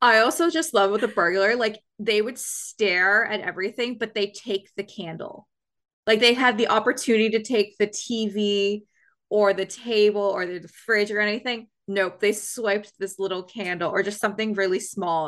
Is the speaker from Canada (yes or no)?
yes; Canada; I'm from Canada